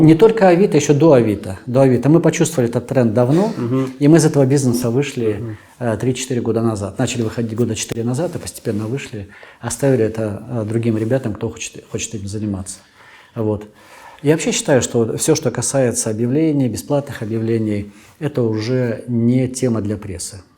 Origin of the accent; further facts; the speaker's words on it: Chita, Zabaykalsky Krai, Russia; moved away as an adult; now in Moscow, Russia; родился в Забайкале, угу. вырос в Забайкале